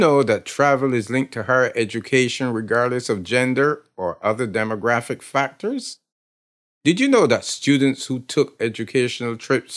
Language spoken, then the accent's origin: English; Barbados; moved away as an adult; now in Long Island, United States; I'm from Barbados.